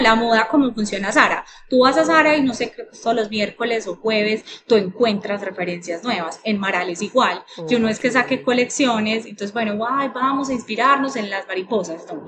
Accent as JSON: {"language": "Spanish", "area": "Paisa", "region": "Antioquia", "country": "Colombia", "said": "Como buena paisa"}